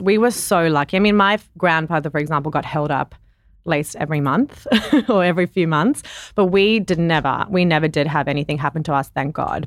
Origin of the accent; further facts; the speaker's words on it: South Africa; moved away; I grew up in South Africa